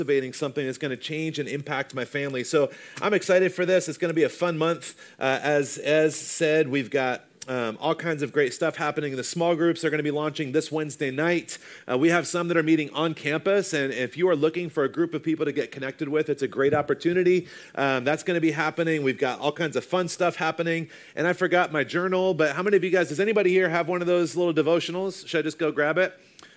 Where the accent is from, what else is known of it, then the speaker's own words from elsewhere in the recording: the South, United States; I grew up in the South